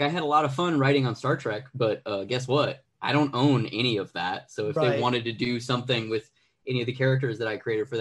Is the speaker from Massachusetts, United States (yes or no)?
no; Arizona, United States; now in Los Angeles, United States; I'm originally from Arizona. I live in Los Angeles